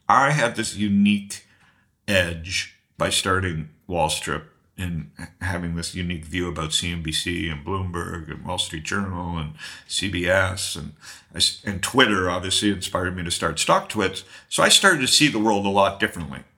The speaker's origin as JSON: {"language": "English", "town": "Toronto", "region": "Ontario", "country": "Canada", "tie": "born or raised there", "said": "I grew up in Toronto and I did stand-up comedy as a kid"}